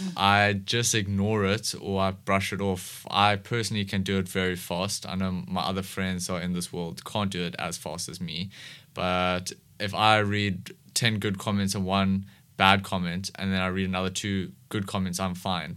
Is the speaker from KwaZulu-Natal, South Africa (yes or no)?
no; Cape Town, Western Cape, South Africa; I've been in S, Cape Town, um, most of my life.